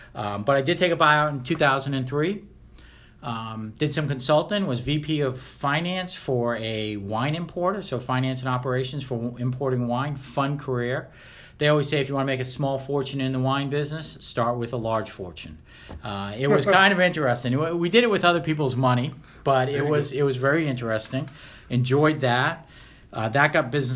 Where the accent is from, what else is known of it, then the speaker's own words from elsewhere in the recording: Rhode Island, United States; moved away as an adult; also born or lived in Omaha, Nebraska / Jackson, Mississippi; I was born and raised in Rhode Island